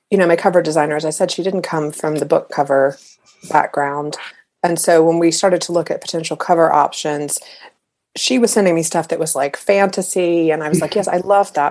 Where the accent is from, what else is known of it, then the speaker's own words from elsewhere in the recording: United States; it was just sort of just British enough, even though I'm American